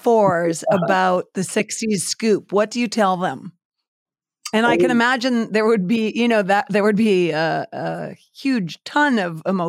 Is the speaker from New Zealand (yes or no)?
no; Canada; as a Canadian